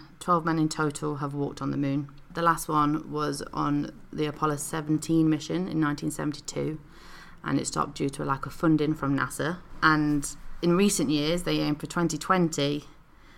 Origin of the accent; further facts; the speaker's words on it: United Kingdom; So we're from the UK, and, you know, we're British